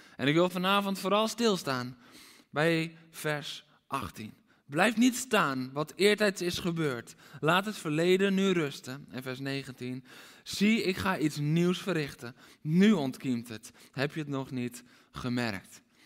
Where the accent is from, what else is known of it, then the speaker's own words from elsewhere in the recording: Aalsmeer, North Holland, Netherlands; Ik ben opgegroeid in Aalsmeer.